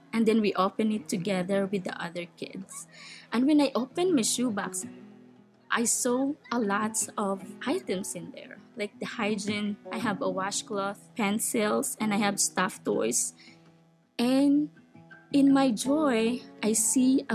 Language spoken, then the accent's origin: English; Philippines; moved away; I was born in the Philippines and growing up in a poor family and living in a tiny house, no stove.